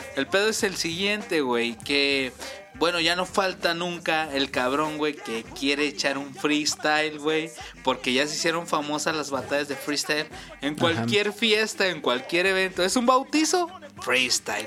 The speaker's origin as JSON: {"language": "Spanish", "country": "Mexico", "said": "somos mexicanos."}